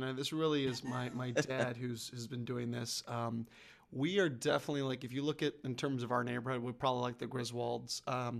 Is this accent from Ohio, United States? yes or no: yes; Ohio, United States; also born or lived in Pennsylvania / Maryland; and I growing up in Ohio and Pennsylvania, yeah, I saw a lot more winter snows. But I remember, you know, growing up in Maryland where I was born